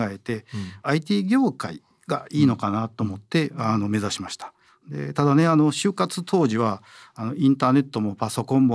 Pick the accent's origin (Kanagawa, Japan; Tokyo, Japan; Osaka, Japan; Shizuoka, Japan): Osaka, Japan; now in Hyogo, Japan; 出身はね大阪です。